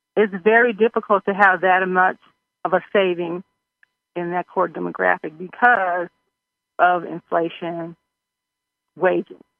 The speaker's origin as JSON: {"language": "English", "region": "Missouri", "country": "United States", "said": "I'm from Missouri."}